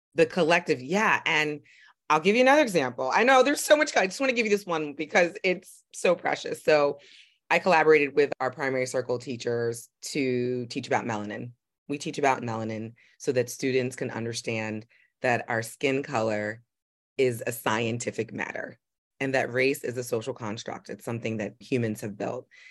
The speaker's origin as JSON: {"language": "English", "town": "New York City", "region": "New York", "country": "United States", "tie": "born or raised there", "said": "I grew up in Manhattan"}